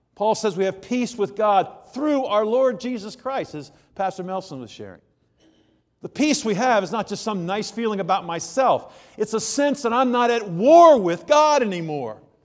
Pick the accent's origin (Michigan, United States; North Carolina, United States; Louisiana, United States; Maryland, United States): Maryland, United States; Germantown; In fact, I'm from Germantown, Maryland